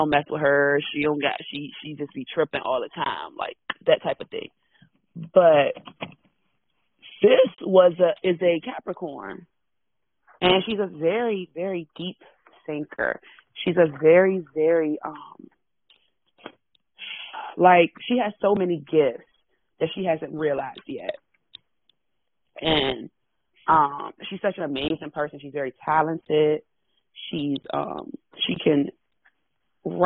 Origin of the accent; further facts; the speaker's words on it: Washington, District of Columbia, United States; I am born and raised in Washington. Born and raised in Washington, D.C.